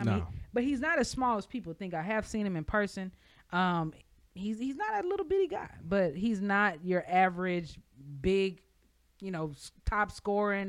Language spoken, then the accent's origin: English; Texas, United States; also born or lived in New York; I'm from Texas